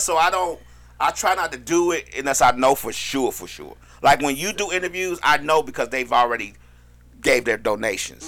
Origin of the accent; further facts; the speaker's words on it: Chicago, Illinois, United States; now in Atlanta, United States; I'm from Chicago